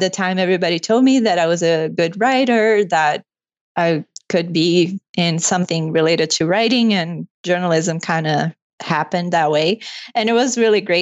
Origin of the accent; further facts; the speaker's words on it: Brazil; English is a second language; moved away as an adult; now in Canada; I'm from Brazil. And I moved here in 2013 when I married my husband, who's from Toronto.